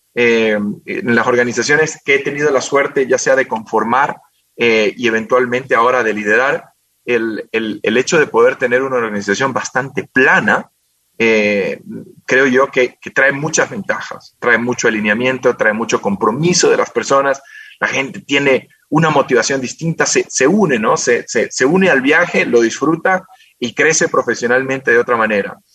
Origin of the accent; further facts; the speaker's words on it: Quito, Pichincha, Ecuador; also born or lived in Guayaquil; vine acá a Quito hace muchos años, cuando yo tenía siete años, vinimos a, a vivir acá